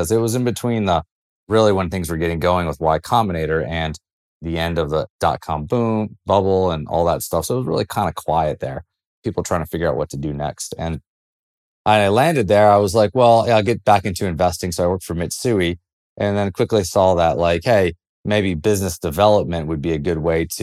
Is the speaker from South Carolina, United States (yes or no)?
yes; Greenville, South Carolina, United States; moved away; also born or lived in San Francisco Bay Area; I grew up in South Carolina in Greenville